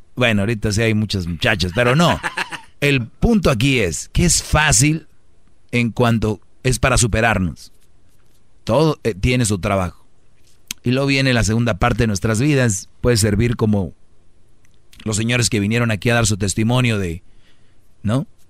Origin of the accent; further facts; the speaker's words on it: Mexico; los mexicanos nos reímos de la muerte